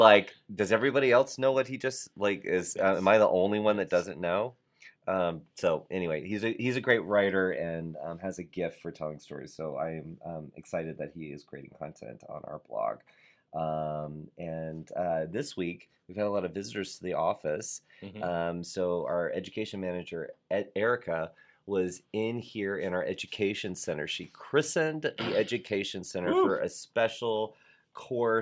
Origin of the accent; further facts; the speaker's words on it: Florida, United States; you and I are from Florida